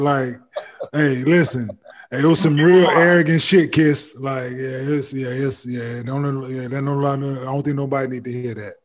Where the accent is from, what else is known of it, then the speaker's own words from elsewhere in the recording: Dallas, Texas, United States; moved away as an adult; also born or lived in Cincinnati; I'm from Dallas